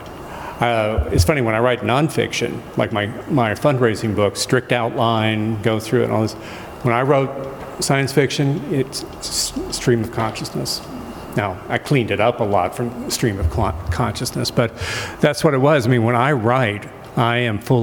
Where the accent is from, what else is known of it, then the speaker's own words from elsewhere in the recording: Tulsa, Oklahoma, United States; my family's from Western Oklahoma originally, but I was raised in the East, which is to say Tulsa